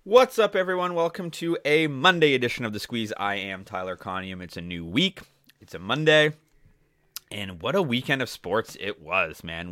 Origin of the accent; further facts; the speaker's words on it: Toronto, Ontario, Canada; my hometown, Toronto